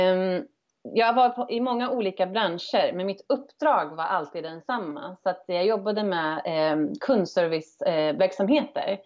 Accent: Örebro, Örebro County, Sweden; moved away as an adult; also born or lived in Stockholm; som valde att flytta hem till min hemstad Örebro

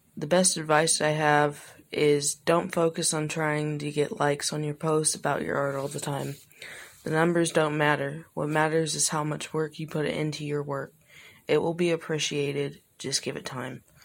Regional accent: Illinois, United States; I'm from Illinois

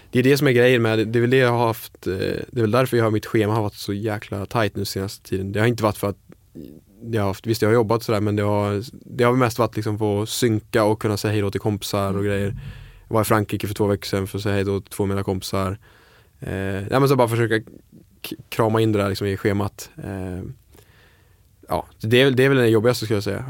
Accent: Falkenberg, Halland County, Sweden; moved away; also born or lived in Stockholm / Copenhagen; jag är kock, eh, började i ung ålder, jag är från Falkenberg

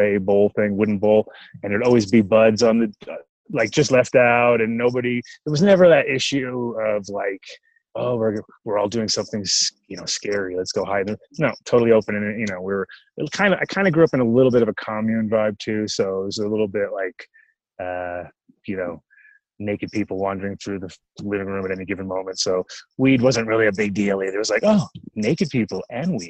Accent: Rhode Island, United States; moved away; also born or lived in Woodstock, New York / California; I did grow up in Rhode Island

